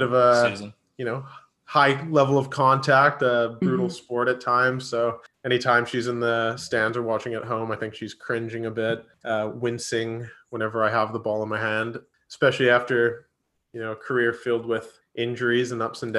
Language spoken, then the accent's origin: English; Vancouver, British Columbia, Canada; born and raised in Vancouver